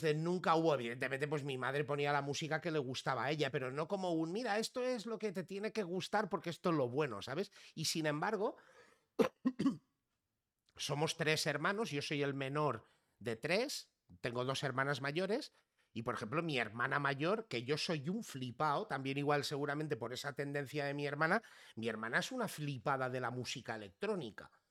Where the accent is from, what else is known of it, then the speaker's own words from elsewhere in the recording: Figueres, Catalonia, Spain; accent: Barcelona; yo me he criado casi, o sea, toda mi infancia y mi adolescencia eh, en Girona y más concretamente en Figueras, al lado de la frontera con Francia.